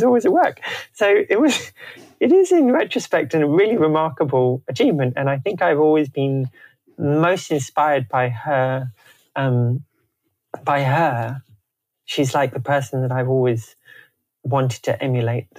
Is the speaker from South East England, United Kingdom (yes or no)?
yes; Canterbury, South East England, United Kingdom; moved away; also born or lived in Sydney; I come from Canterbury in Kent, and it was very stable, and a very stable childhood